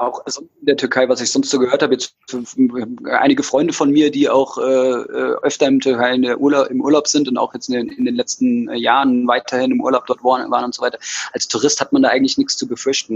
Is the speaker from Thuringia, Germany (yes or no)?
no; Taunus, near Frankfurt, Hesse, Germany; bei meinen Eltern, äh, im Taunus in der Nähe von Frankfurt, wo ich geboren bin, aufgewachsen bin, in der Nähe von Frankfurt